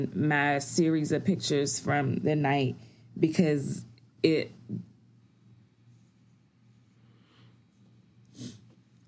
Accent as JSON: {"language": "English", "town": "Washington", "region": "District of Columbia", "country": "United States", "tie": "born or raised there", "said": "DC is my hometown."}